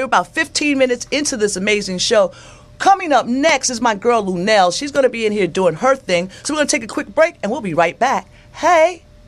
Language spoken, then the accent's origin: English; New York, United States; I grew up in New York. I grew up in New York